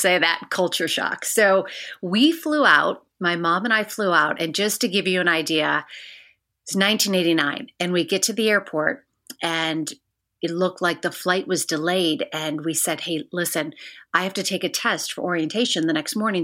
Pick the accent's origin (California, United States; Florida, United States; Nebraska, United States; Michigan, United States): Michigan, United States; Bloomfield Township; moved away as an adult; also born or lived in Missoula, Montana / Hartford, Connecticut; I grew up in a suburb of Detroit, Michigan, um, Bloomfield Township